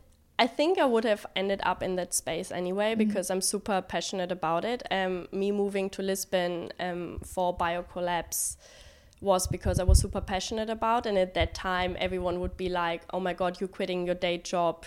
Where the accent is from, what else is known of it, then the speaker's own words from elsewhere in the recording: Germany; also born or lived in London, United Kingdom; now in China; In Germany.